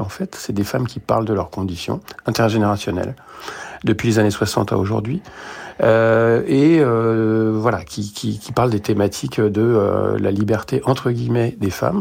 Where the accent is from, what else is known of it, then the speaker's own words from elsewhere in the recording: France; also born or lived in Beirut, Lebanon; je suis né à Beyrouth et voilà, j'ai grandi en France